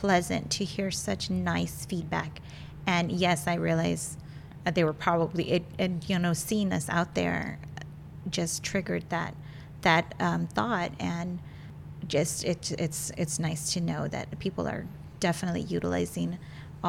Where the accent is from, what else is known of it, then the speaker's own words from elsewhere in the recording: the Rio Grande Valley, Texas, United States; moved away; I'm from the Valley originally, and I used to work at one of the branch libraries